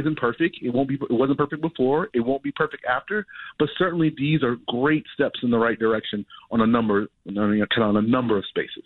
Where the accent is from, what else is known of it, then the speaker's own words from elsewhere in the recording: Chicago, Illinois, United States; I grew up as a Chicagoan, a Southsider